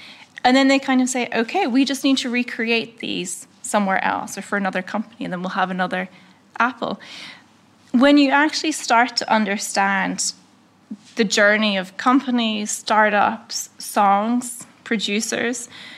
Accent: Northern Ireland, United Kingdom; but the first thing is I'm from Northern Ireland, and like, okay, wait, where is that?

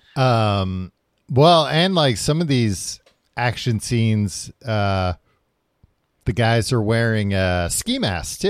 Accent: New York, United States; growing up in New York

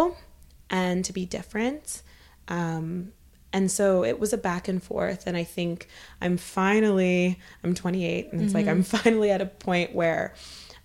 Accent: Topeka, Kansas, United States; my childhood, I grew up in Topeka, Kansas.

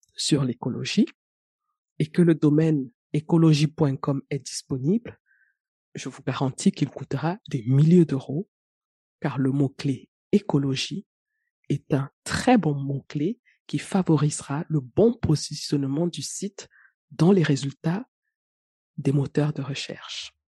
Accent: Cameroon; chez moi au Cameroun

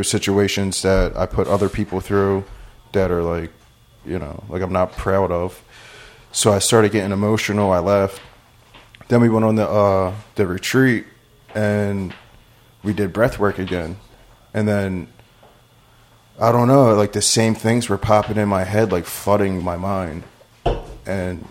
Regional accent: Philadelphia, Pennsylvania, United States; I'm from Philadelphia

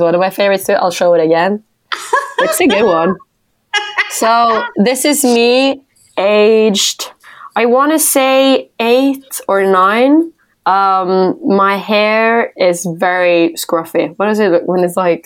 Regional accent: Norway; my hometown

